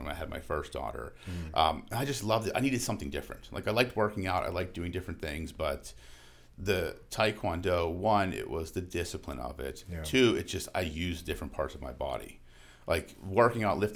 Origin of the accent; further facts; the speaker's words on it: New Castle, Pennsylvania, United States; now in Chartiers Valley, Pennsylvania, United States; I grew up in Newcastle